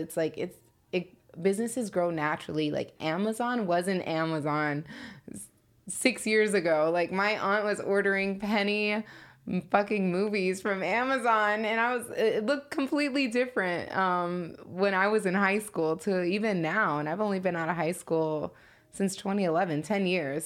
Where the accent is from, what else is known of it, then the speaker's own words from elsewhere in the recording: Chicago, Illinois, United States; moved away; also born or lived in Indiana; I'm from Chicago, and Um, growing up out there, I mean, I'm really from the hood out there.